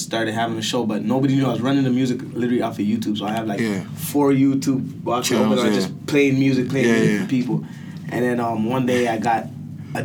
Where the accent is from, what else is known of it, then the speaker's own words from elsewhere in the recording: Toronto, Ontario, Canada; also born or lived in Brampton; originally I'm from Rexdale, so, like, Alma Court, mm-hmm. Albion. And I went to school in Driftwood